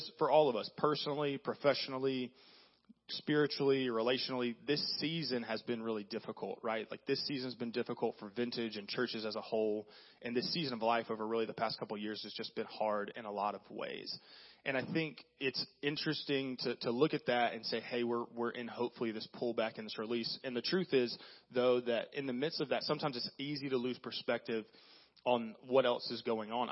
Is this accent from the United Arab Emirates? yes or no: no; the South, United States; born or raised there